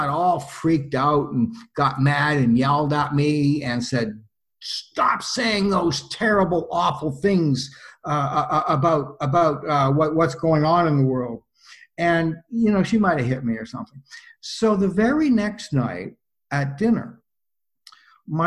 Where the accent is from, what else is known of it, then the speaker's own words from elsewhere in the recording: Toronto, Ontario, Canada; I'm from Toronto, born here, and several generations of my family on the Milne side anyway, born here